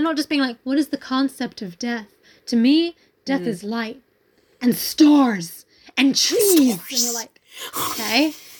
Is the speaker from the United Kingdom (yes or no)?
yes; United Kingdom; Oh, I mean, that's just a rule of being British.